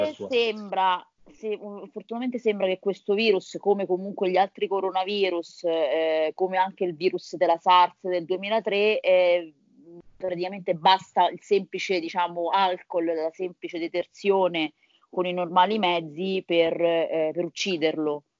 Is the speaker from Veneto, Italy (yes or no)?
no; Viterbo, Lazio, Italy; sono di Viterbo